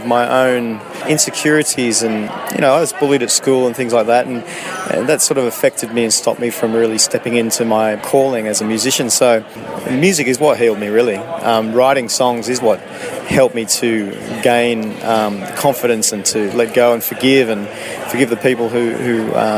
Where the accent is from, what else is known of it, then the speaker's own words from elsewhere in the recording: Sydney, New South Wales, Australia; moved away as an adult; also born or lived in Canada / United Kingdom / Europe / South America; I grew up in Sydney until I was about 22, and then I left